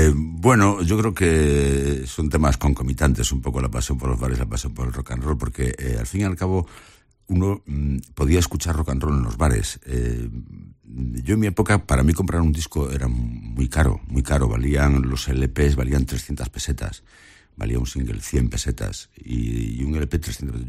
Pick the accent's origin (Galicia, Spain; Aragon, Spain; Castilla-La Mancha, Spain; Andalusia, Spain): Galicia, Spain; soy gallego